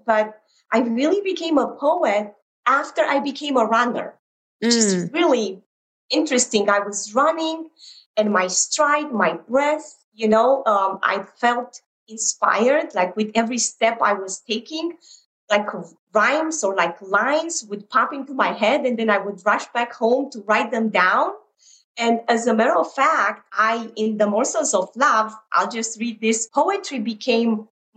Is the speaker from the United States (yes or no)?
no; Romania; moved away; growing up in Romania during communism.